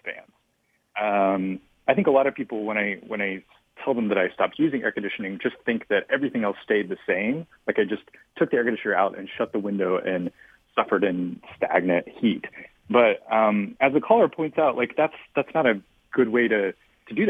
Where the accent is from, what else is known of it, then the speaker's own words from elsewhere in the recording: Memphis, Tennessee, United States; now in Brooklyn, United States; I grew up in Memphis, Tennessee, where it's very hot and humid